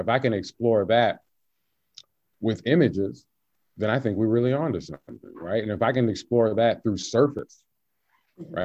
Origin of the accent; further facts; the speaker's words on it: the South, United States; I'm from the South